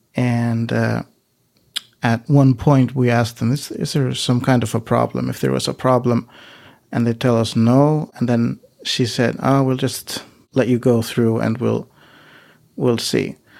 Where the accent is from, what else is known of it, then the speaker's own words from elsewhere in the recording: Iceland; now in Greece; I live, uh, in Greece, but I'm originally from Iceland.